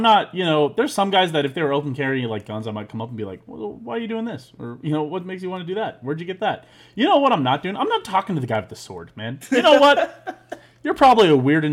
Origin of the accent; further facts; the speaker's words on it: Missouri, United States; Number eight is Missouri. Just like you, I got to have my home state